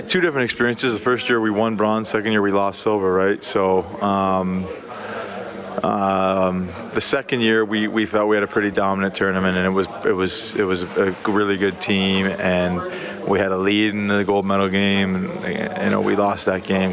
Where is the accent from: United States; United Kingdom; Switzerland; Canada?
Canada; as a Canadian kid, you grow up watching the World Juniors